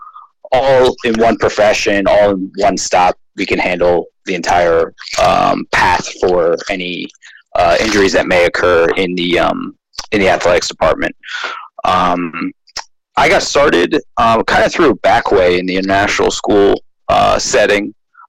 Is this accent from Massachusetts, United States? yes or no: no; New Jersey, United States; moved away; I'm from the U.S. I'm from New Jersey.